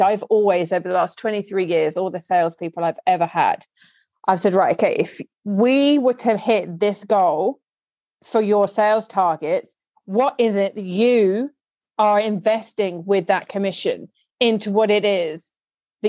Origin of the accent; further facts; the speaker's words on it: United Kingdom; me as a Brit